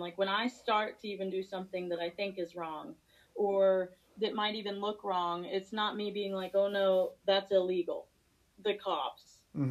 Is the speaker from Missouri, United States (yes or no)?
yes; Missouri, United States; moved away as an adult; also born or lived in Springfield; now in Virginia, United States; I'm from Missouri. I'm a country girl